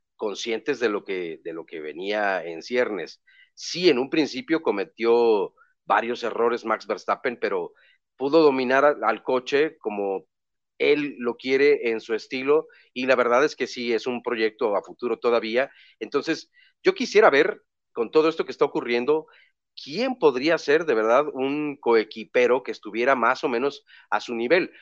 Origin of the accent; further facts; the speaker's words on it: Mexico; Somos mexicanos